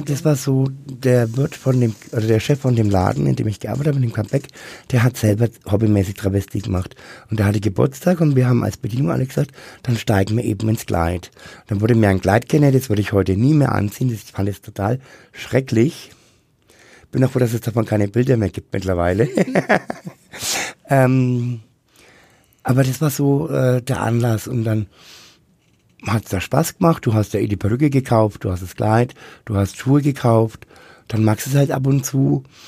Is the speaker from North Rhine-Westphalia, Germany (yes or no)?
no; Bad Windsheim, Bavaria, Germany; moved away as an adult; also born or lived in Rummelsberg / Nuremberg; Geboren und aufgewachsen bin ich in Bad Wensheim